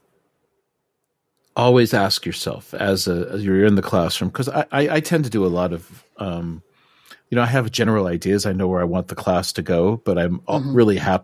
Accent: United States; I'm American

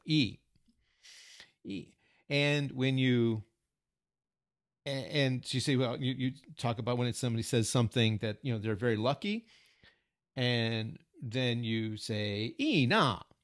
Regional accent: United States; first language English; moved away as an adult; now in Japan; we're native English speakers and Americans

